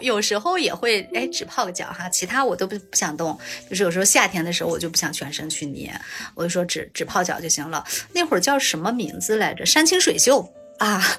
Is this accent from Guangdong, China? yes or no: no; Shanxi, China; 我们山西这边暖气大多都供得挺好的